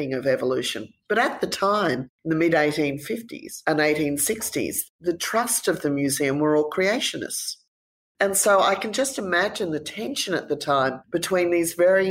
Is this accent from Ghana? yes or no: no; London, United Kingdom; also born or lived in United States; now in Australia; when I was 5 years of age, we moved to London. And so growing up in London